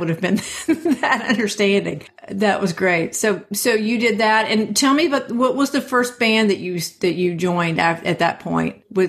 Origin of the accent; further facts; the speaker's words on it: Athens, Georgia, United States; I'm from Athens